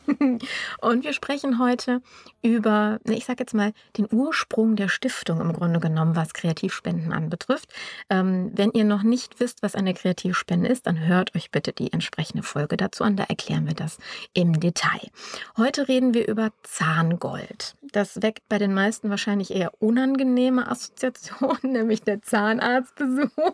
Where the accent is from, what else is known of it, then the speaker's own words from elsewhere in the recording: Düsseldorf, North Rhine-Westphalia, Germany; wir kommen beide aus Düsseldorf